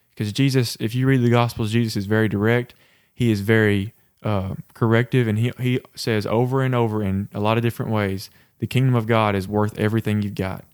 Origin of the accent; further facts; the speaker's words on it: the Bible Belt, United States; growing up in the Bible Belt